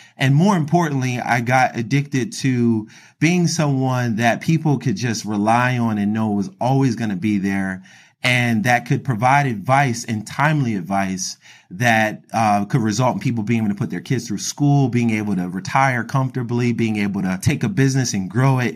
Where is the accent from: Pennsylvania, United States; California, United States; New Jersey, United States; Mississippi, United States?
Pennsylvania, United States; Philadelphia; I grew up in Philadelphia, Pennsylvania